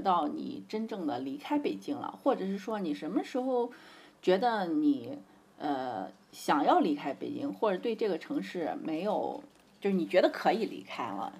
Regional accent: Xi'an area, Shaanxi, China; moved away as an adult; now in Beijing, China; 我出生在农村嘛

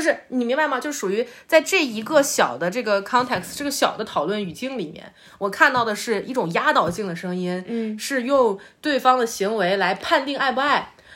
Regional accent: China; 我们就是中国人最熟悉的这个这个文化范式嘛

